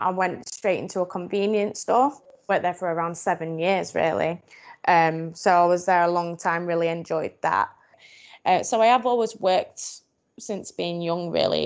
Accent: Doncaster, Yorkshire and the Humber, United Kingdom; I grew up in Doncaster, in a small village called Edlington.

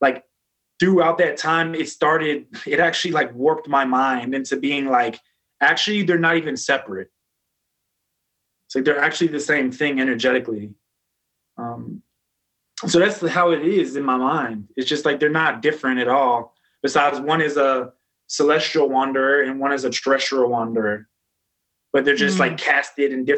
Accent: Philadelphia, Pennsylvania, United States; I grew up in Philadelphia in the hood

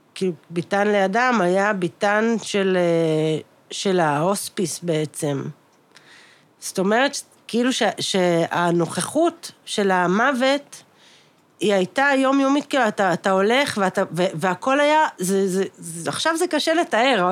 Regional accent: Ramat Gan, Central District, Israel; אנחנו גדלנו בתל השומר, יש מקום שזה נקרא שיכון הרופאים

